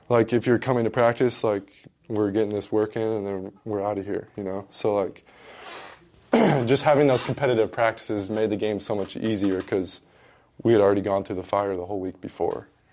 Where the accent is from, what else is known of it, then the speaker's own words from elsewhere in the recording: Washington, United States; moved away as an adult; growing up in Washington, I, I was always watching Gonzaga basketball 'cause everyone does in Washington